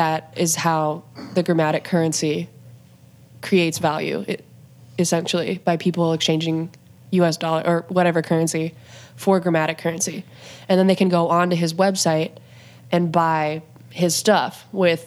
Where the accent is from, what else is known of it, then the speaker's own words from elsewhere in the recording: Great Falls, Montana, United States; also born or lived in Bozeman, Montana; now in Minneapolis, United States; I'm from Great Falls